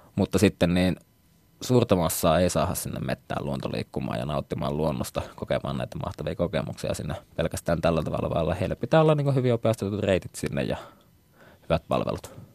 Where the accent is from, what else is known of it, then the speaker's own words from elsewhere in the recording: Oulu, North Ostrobothnia, Finland; moved away as an adult; also born or lived in Tampere; asuin nuoruudessa vieressä Haukiputalla, joka nykyään kyllä kuuluu Ouluun